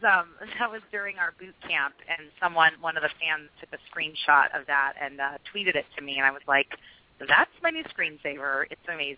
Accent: Carmel, California, United States; I was raised in Carmel, and that was um, near Fort Ord

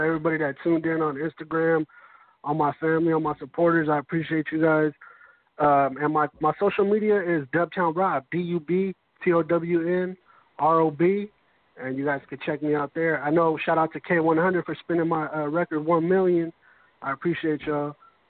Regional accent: Winton, California, United States; I'm from Winton. Winton, it's a smaller town just outside of, it's about an hour north of Fresno.

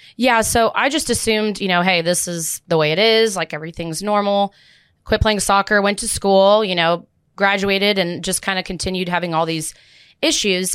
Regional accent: Plano, Texas, United States; also born or lived in Dallas, Texas; I grew up in Plano and Dallas

